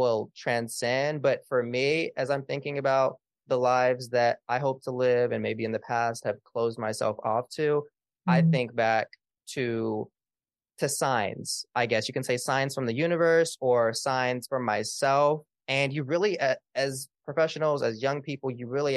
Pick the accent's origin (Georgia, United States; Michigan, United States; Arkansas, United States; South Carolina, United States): Arkansas, United States; Little Rock; my hometown of Little Rock, Arkansas